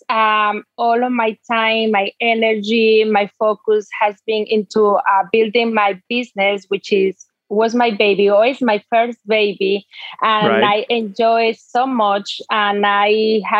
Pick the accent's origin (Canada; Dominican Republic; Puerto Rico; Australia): Dominican Republic; English is a second language; moved away as an adult; now in United States; I'm actually from the Dominican Republic.